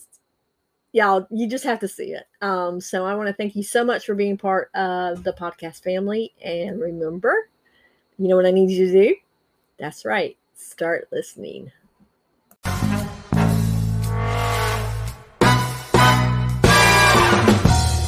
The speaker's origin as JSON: {"language": "English", "town": "Richlands", "region": "North Carolina", "country": "United States", "tie": "born or raised there", "said": "James and I grew up in a small town called Richlands, North Carolina"}